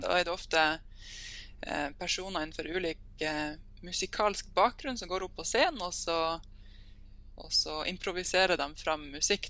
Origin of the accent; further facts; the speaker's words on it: Sørreisa, Troms, Norway; moved away as an adult; also born or lived in Hamar; now in Tromsø, Norway; jeg kommer fra Sørreisa, som er en, oh, eh, lita bygd eh, ca. To, to timers kjøretur unna Tromsø